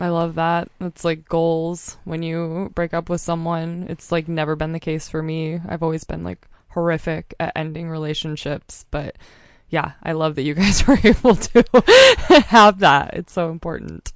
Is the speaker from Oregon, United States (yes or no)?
yes; Mount Hood, Oregon, United States; moved away as an adult; also born or lived in Montana; I grew up on Mount Hood, but I've been in Montana for the last six years